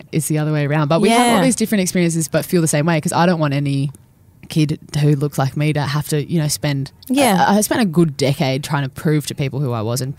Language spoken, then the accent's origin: English; Sutherland Shire, New South Wales, Australia; I grew up in the Southern Shire.